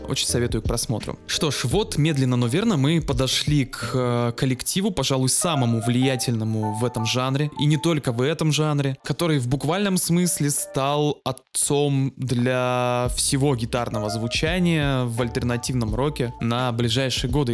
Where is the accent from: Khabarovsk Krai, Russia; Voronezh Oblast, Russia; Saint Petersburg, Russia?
Saint Petersburg, Russia; я как человек из Петербурга